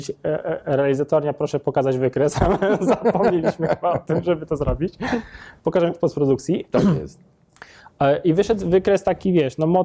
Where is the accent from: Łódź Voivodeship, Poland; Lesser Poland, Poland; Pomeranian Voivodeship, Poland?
Pomeranian Voivodeship, Poland; Gdańsk; also born or lived in Sopot; Jestem z Gdańska, ale mieszkałem z żoną przez jakiś czas w Sopocie